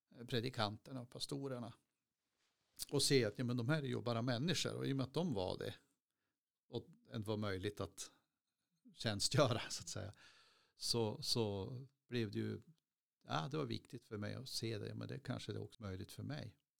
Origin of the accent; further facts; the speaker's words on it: Skråmträsk, Västerbotten County, Sweden; moved away as an adult; also born or lived in Skellefteå; now in Piteå, Sweden; jag är från Skromträsk och flyttade hemifrån när jag var 20